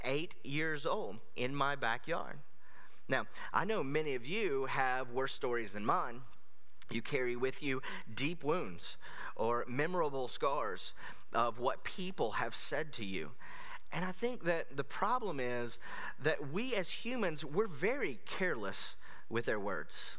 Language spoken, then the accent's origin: English; United States; as an American